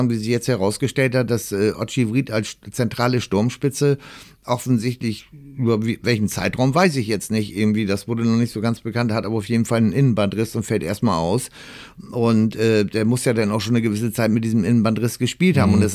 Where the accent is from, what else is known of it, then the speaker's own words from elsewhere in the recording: Kiel, Schleswig-Holstein, Germany; als Kieler das, Niederlage sagen.